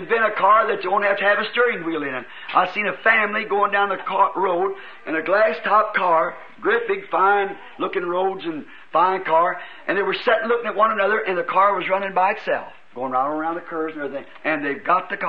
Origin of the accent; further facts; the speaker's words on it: United States; I am an American